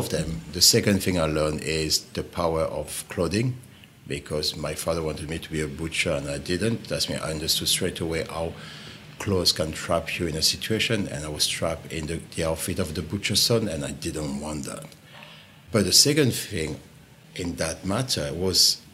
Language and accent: English; Pyrenees, France; born or raised there; English is a second language; moved away